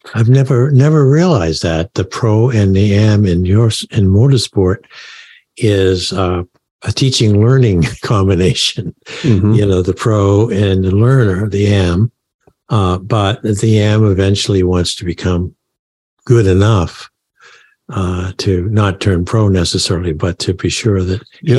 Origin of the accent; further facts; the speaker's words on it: Maine, United States; I was from Maine